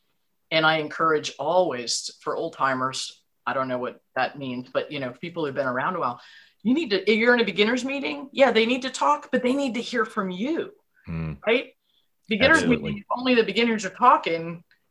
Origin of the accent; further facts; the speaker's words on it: New York, United States; now in Virginia, United States; I was born and brought up in New York